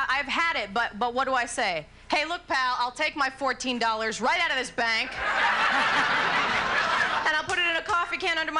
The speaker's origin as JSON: {"language": "English", "region": "New Jersey", "country": "United States", "tie": "born or raised there", "said": "As was mentioned earlier, I was born and raised in New Jersey."}